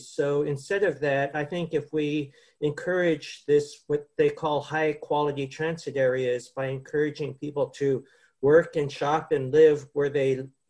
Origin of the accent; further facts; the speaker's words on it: San Francisco, California, United States; No, I come from San Francisco. I was over at UCSF for the last 15 years.